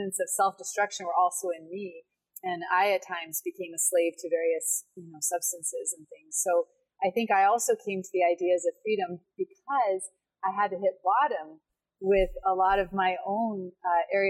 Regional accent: Portland, Oregon, United States; I grew up in Portland, Oregon, which is a pretty progressive city

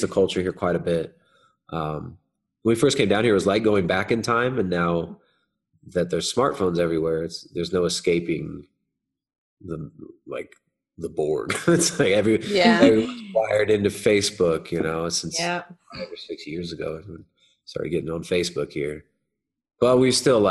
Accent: Southern California, United States; moved away; I grew up in Southern California

